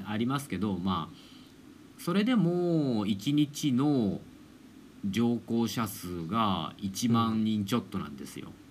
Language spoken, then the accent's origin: Japanese; Oita, Japan; 僕の出身地である町は市区あの大合併でですね大分市の中に編入されちゃったので